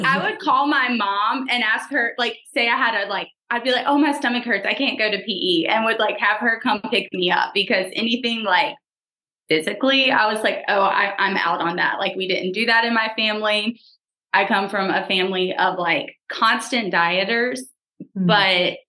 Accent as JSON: {"language": "English", "region": "South Louisiana", "country": "United States", "tie": "born or raised there", "said": "I am from South Louisiana, born and raised here"}